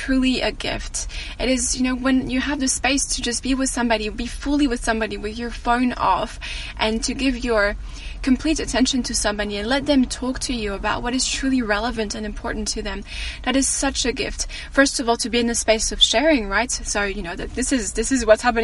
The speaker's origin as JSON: {"language": "English", "country": "France", "moved": "yes", "said": "people asking me about my accent, sorry. And I tell them I'm French"}